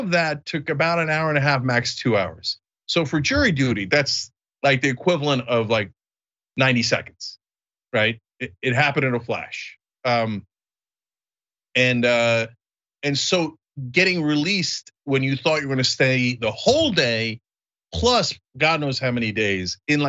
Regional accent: New Jersey, United States; moved away as an adult; now in Los Angeles, United States; when we were growing up in New Jersey

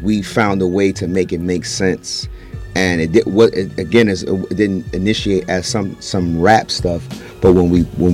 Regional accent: New York City, New York, United States; I'm from Brownsville

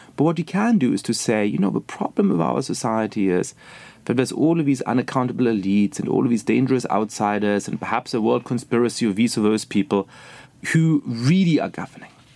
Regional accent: Germany; moved away as an adult; also born or lived in England / Poland; now in United States; I was born and raised in Germany

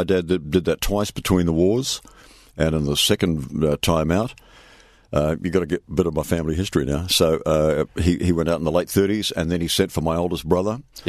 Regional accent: New Zealand; now in Perth, Australia; I'm a Kiwi. I was born in New Zealand.

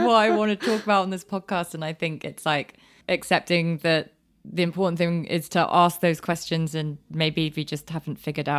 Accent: United Kingdom; born there; Turkish enough that people just assume I'm Turkish, and then as soon as I open my mouth, I out myself as British born, and I can't speak Turkish.

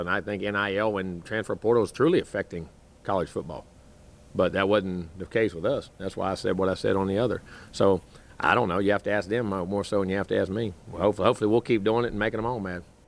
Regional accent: the South, United States; as a kid growing up in the South

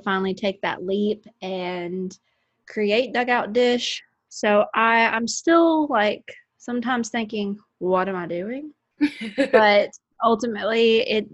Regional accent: Paducah, Kentucky, United States; I cover local high school sports in my hometown of Paducah, Kentucky

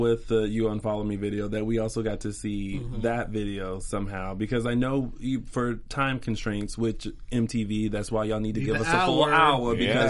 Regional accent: the South, United States; accent: Southern; And then, like, my Southern accent kind of comes in.

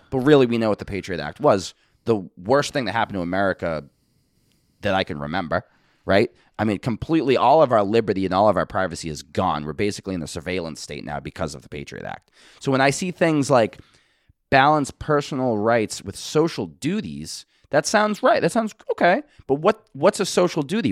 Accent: Boston, Massachusetts, United States; I'm from Boston

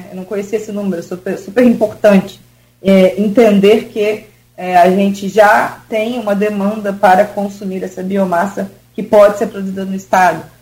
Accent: Brazil; eu sou brasileira

